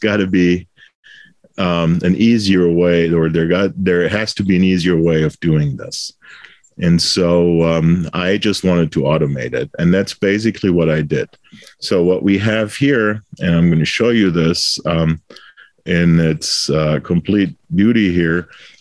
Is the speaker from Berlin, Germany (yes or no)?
no; Bitburg, Rhineland-Palatinate, Germany; moved away as an adult; also born or lived in El Paso, Texas; now in United States; I was born in Bitburg, Germany, which is a beer town. So the Bitburger Brauerei was actually my first employer as a student